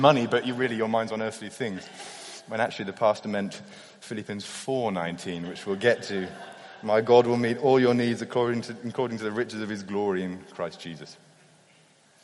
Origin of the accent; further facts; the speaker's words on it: United Kingdom; as a Brit